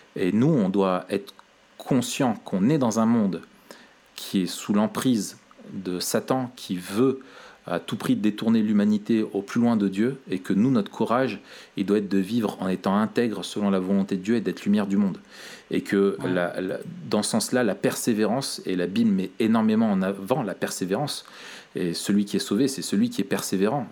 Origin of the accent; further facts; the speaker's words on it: France; accent: French; avec mon accent euh, so French